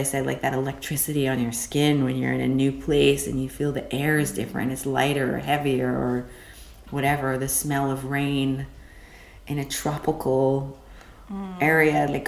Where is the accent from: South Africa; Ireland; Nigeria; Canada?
Canada; moved away as an adult; also born or lived in Texas / London; now in Berlin, Germany; I am a Canadian that lives in Berlin